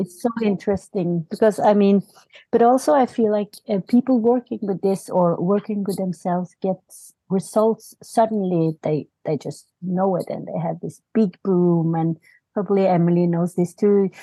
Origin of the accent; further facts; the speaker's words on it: Norway; also born or lived in South Korea; I live in Norway. I, I came from South Korea when I was, uh, five and a half months